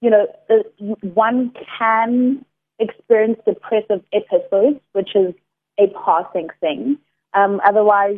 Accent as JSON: {"language": "English", "town": "Durban", "region": "KwaZulu-Natal", "country": "South Africa", "moved": "yes", "lives_now": "Cape Town, South Africa", "said": "I'm originally from Durban, currently based in Cape Town"}